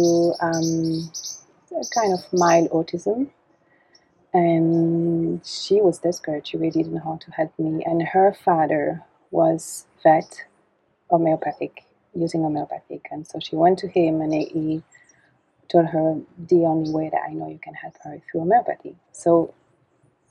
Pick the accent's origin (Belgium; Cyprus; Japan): Belgium; also born or lived in Canada; I was born in Canada, and my parents are doctors, and so they went to Canada and to study, and so, but I was raised in Belgium, and in the countryside